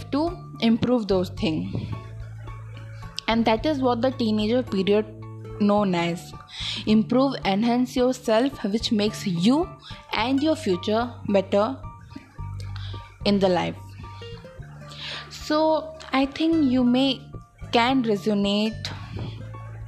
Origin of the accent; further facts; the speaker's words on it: India; I am from India